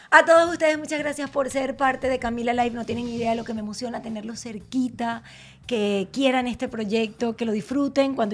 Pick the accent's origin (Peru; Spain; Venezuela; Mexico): Venezuela; no solo como venezolanos, sino como latinos se van a sentir orgullosos de, lo, que, representamos y de lo que somos.